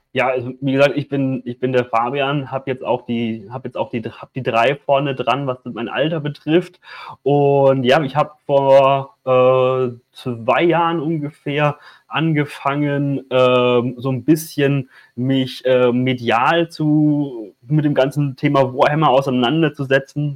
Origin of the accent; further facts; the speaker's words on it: Würzburg, Bavaria, Germany; es ist meine Heimatstadt